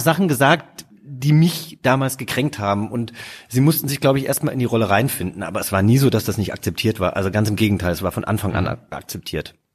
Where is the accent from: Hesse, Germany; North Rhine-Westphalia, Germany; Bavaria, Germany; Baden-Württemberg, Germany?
Hesse, Germany; moved away as an adult; also born or lived in Cape Town; now in Berlin, Germany; da, wo ich groß geworden bin, natürlich ist es Hessen